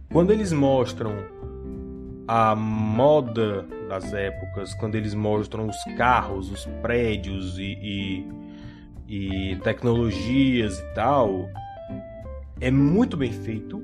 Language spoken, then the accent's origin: Portuguese; Brazil; eu sou brasileiro que assistia televisão